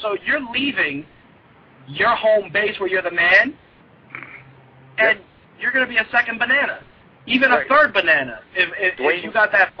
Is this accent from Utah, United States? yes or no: no; New York, United States; I'm a New Yorker